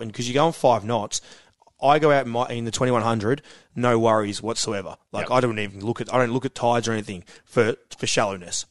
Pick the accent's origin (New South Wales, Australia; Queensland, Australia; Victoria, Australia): Victoria, Australia; Queenscliff; Queenscliff is where I'm from